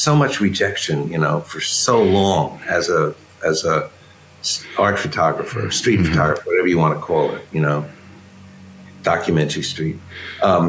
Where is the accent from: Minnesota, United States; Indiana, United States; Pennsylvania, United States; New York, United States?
New York, United States; I grew up in Times Square, you know, in the pool rooms and the sideshows